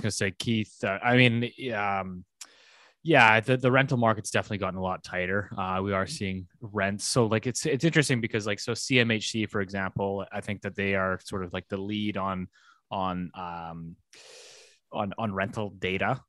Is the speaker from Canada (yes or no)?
yes; Canada; good Canadian folks that we are